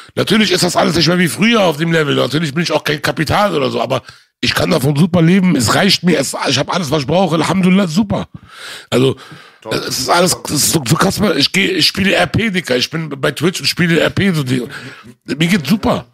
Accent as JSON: {"language": "German", "country": "Germany", "tie": "born or raised there", "said": "Aber ich bin hier groß geworden, ich bin hier geboren, ich kenne nur das hier."}